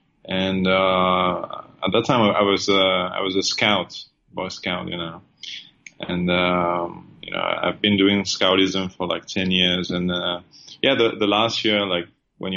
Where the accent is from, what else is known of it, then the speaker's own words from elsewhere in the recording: France; moved away as an adult; now in Thailand; I'm from France. I've been in Thailand for now 14 years